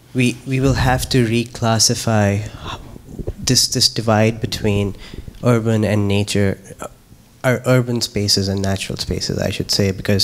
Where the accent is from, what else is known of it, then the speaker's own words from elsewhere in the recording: Himalayas, India; actually, I'm from the Himalayas, and once I went on a hike where the temple groundskeeper said that they don't care about the plastic